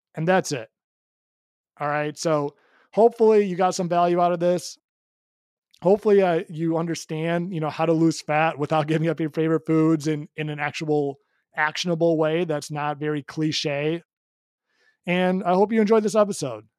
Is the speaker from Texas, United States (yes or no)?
no; Chicago, Illinois, United States; moved away; I'm from Chicago originally